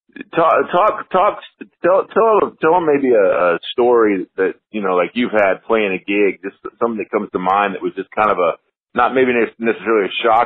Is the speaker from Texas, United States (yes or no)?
yes; Dallas, Texas, United States; I grew up in Dallas, Fort Worth area.